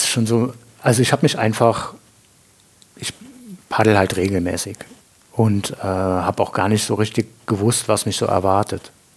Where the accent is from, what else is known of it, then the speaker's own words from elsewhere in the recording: Andernach, Rhineland-Palatinate, Germany; moved away as an adult; now in Winningen, Germany; bin ich geboren in Andernach am Rhein